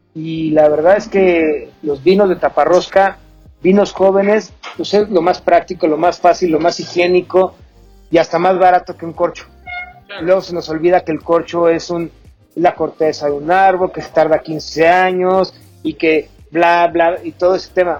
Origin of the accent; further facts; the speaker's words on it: Mexico; como mexicanos